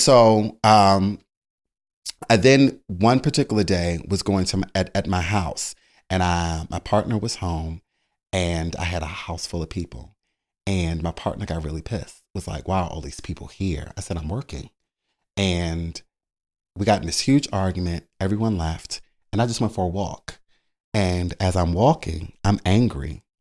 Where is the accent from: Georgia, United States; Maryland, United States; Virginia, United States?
Maryland, United States; Baltimore; moved away; also born or lived in Philadelphia; I'm originally from Baltimore, Maryland